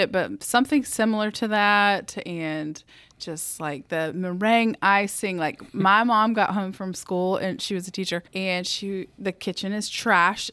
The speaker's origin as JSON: {"language": "English", "region": "the South", "country": "United States", "tie": "born or raised there", "accent": "Southern", "said": "I grew up in the South, as if my accent didn't give me away"}